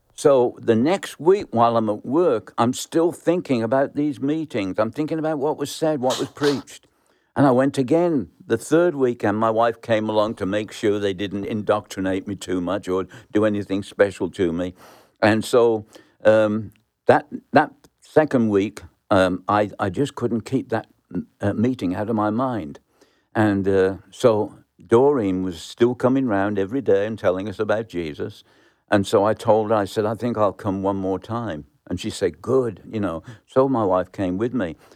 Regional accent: Birmingham, West Midlands, United Kingdom; moved away; I was born in Birmingham, England, in the slums, and grew up um, in a very poor house.

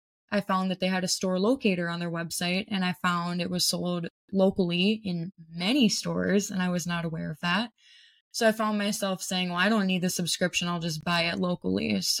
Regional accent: Minnesota, United States; I am from Minnesota.

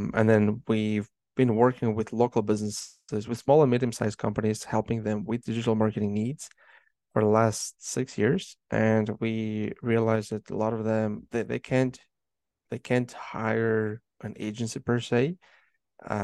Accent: Moldova; now in Canada; I was born and raised in Moldova, which is Eastern Europe

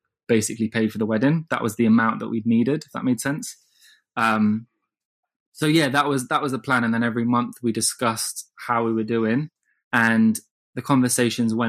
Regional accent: Midlands, United Kingdom; also born or lived in London; I grew up in the Midlands, and I had to come down to London when I was like 14 by myself to train in like performing arts.

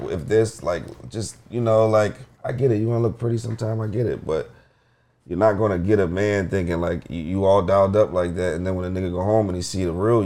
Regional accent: Philadelphia, Pennsylvania, United States; we're from Philly

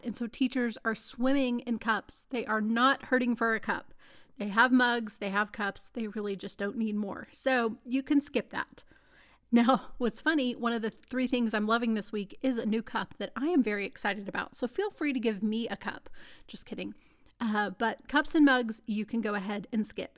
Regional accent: Texas, United States; moved away; I am a Texan

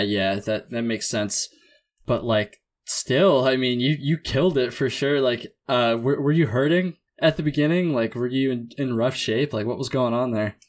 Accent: Vermont, United States; I'm from Vermont and kinda learned to hike on the long trail

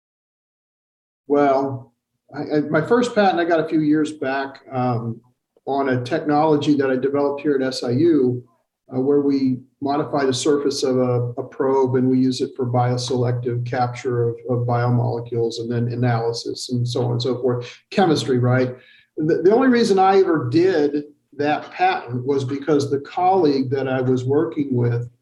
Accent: Macomb, Illinois, United States; moved away as an adult; also born or lived in Boulder, Colorado / Germany / Texas / Arlington, Texas; now in Carbondale, United States; I grew up in Illinois, believe it or not. I grew up in Macomb

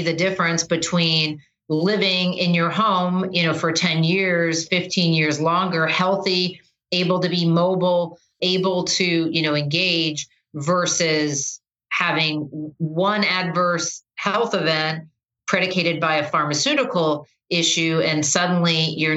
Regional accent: southwestern Michigan, United States; moved away as an adult; also born or lived in Indiana / Ohio; I was born in Indiana, grew up in southwestern Michigan

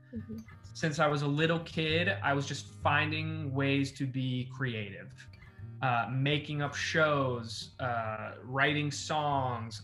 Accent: Los Angeles, California, United States; born or raised there

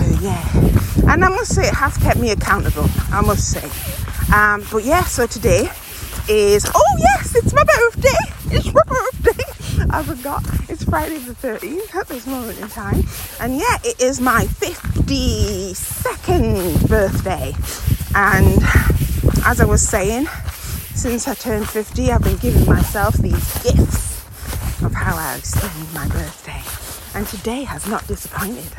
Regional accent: Yorkshire Moors and Dales, Yorkshire and the Humber, United Kingdom; growing up in the Yorkshire Moors and Dales

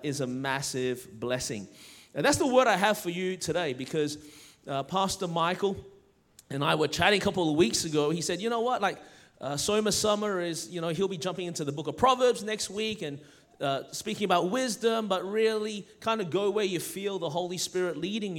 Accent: Melbourne, Victoria, Australia; now in Anderson, United States; Born and raised in Melbourne, Australia

